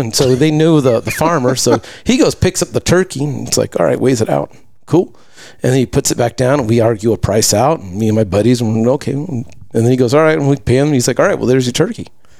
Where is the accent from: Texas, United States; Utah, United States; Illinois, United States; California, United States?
California, United States; Lakewood; moved away as an adult; also born or lived in Malibu, California / Jingzhou, China; I grew up in the Lakewood Bellflower area.